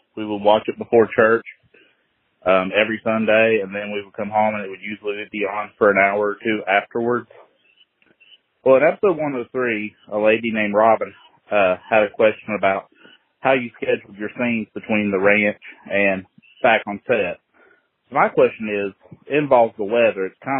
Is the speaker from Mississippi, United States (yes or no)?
no; West Virginia, United States; I'm from West Virginia.